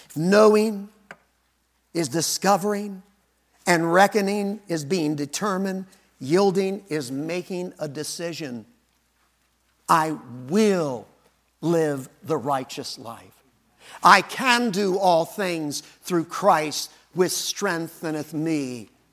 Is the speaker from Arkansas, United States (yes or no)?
yes; Arkansas, United States; I was born in Arkansas.